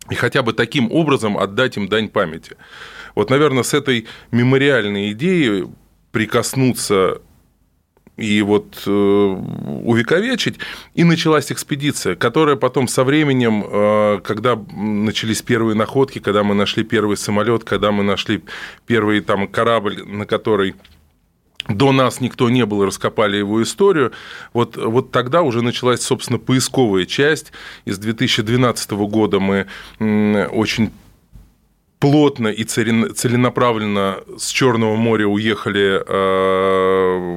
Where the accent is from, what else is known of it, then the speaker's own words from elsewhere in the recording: Moscow, Russia; Нет, я родом из Москвы.